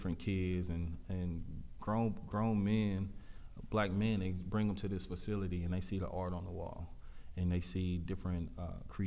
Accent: Pearland, Texas, United States; also born or lived in Prairie View, Texas; I came from Pearland, which was a mixed bag of everything

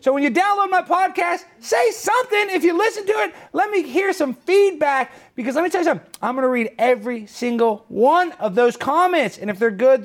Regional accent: United States; I'm American.

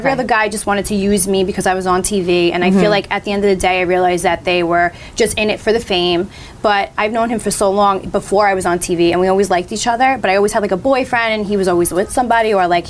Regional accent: New York City, New York, United States; I'm from Staten Island

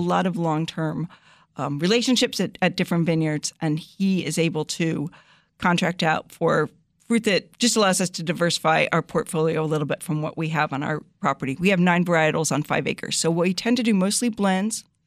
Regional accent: New Jersey, United States; moved away as an adult; also born or lived in Connecticut / Syracuse, New York; now in El Dorado County, California, United States; I grew up in New Jersey

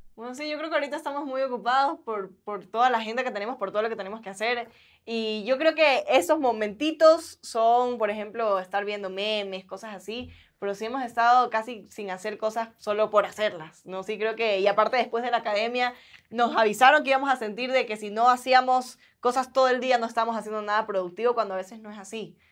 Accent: Guayaquil, Guayas, Ecuador; accent: guayaco; moved away; yo soy guayaca, entonces sí tengo el acento guayaco bien marcado

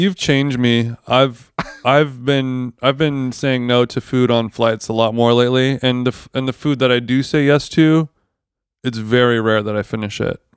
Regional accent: Orange County, California, United States; growing up in Orange County, as a child

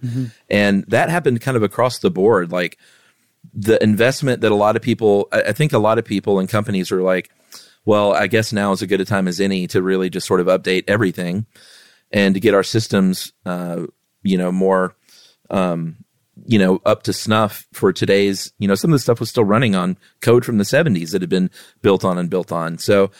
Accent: Lowell, Massachusetts, United States; I'm from Lowell, Massachusetts, where they claim the Industrial Revolution was born.

